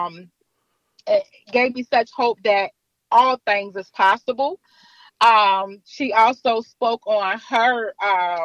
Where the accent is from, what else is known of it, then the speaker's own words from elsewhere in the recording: Richmond, Virginia, United States; I'm from Richmond, Virginia